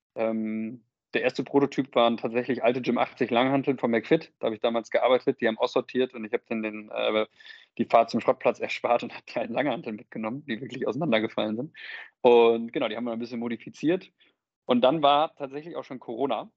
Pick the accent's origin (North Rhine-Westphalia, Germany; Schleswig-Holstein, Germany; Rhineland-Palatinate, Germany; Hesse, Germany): North Rhine-Westphalia, Germany; Münster; geboren in Münster, mittlerweile 31